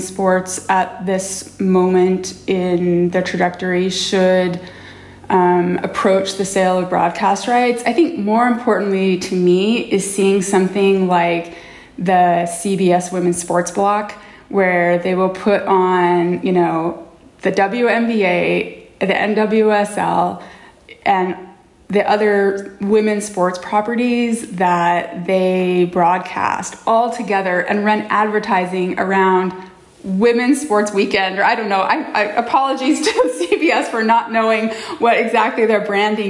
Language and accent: English; Utah, United States; I grew up in Utah in the 80s and 90s